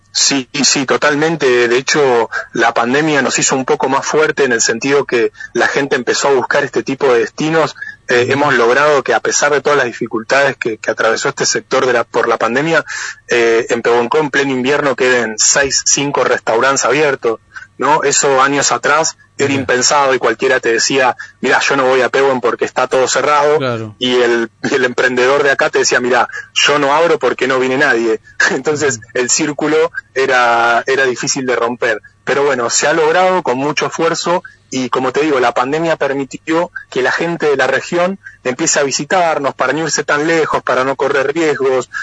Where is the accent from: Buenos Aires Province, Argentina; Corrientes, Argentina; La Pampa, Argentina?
Buenos Aires Province, Argentina; Pehuen Có; nacido y criado, así que estoy eh, acá en mis tierras natales trabajando